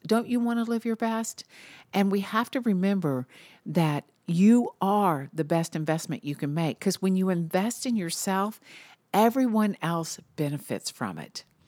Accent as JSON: {"language": "English", "town": "Marietta", "region": "Georgia", "country": "United States", "tie": "born or raised there", "also_born_or_lived": "Chattanooga, Tennessee", "said": "I always tell everyone I'm from Atlanta, but actually I was born in Chattanooga. I only lived there for a few months, and my dad landed a job at Lockheed. So we moved to Marietta, Georgia, which is a suburb of Atlanta."}